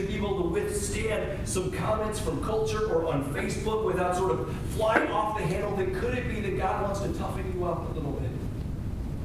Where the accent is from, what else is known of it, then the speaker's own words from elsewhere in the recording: United States; we as the American church and we as American churchgoers